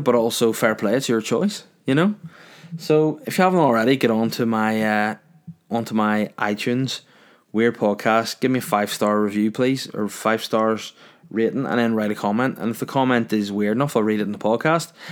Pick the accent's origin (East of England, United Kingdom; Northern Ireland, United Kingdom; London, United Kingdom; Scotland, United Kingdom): Northern Ireland, United Kingdom; North Down; moved away as an adult; I'm from North Darn. I've been from North Darn for longer.